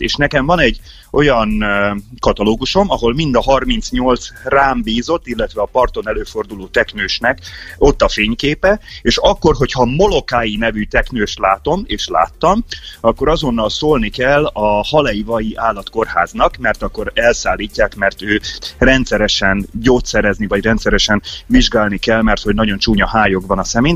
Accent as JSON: {"language": "Hungarian", "country": "Hungary", "tie": "born or raised there", "moved": "as an adult", "lives_now": "Hawaii, United States", "said": "Száz napra Magyarországra megyek, az az én szülőhazám"}